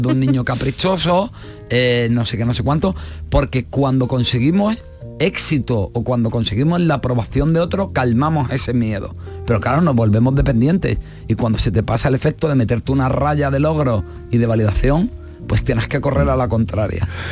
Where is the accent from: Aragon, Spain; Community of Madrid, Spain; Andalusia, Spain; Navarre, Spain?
Andalusia, Spain; Marbella; yo soy de Marbella